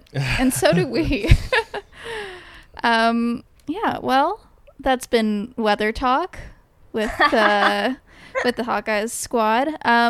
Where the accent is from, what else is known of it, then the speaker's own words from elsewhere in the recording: Los Angeles, California, United States; I'm born and raised in Los Angeles